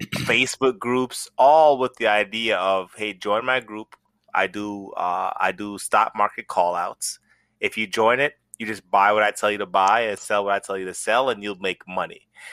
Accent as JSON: {"language": "English", "country": "Jamaica", "moved": "yes", "said": "I'm from Jamaica"}